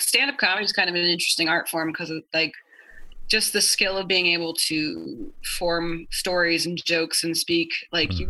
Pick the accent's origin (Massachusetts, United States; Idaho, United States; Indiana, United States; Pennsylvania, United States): Idaho, United States; growing up in Idaho